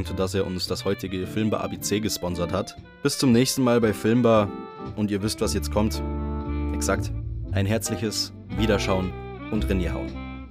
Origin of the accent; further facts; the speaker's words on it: Bavaria, Germany; bei uns in Bayern